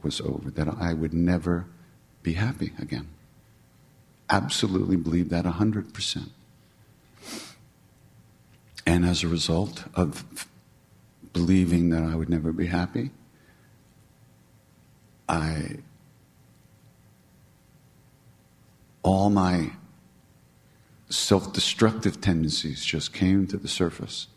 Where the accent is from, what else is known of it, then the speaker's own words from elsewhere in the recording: New York, United States; I'm from New York